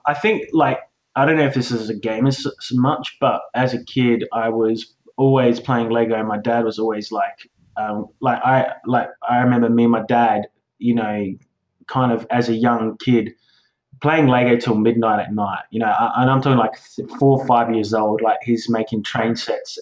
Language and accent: English; Australia; I am an Australian, so don't judge me for being an Aussie